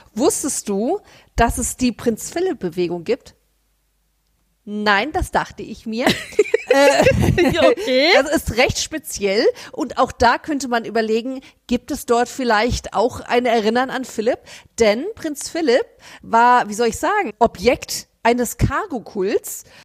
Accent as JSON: {"language": "German", "town": "Frankfurt", "region": "Hesse", "country": "Germany", "said": "wir als Frankfurter Mädchen"}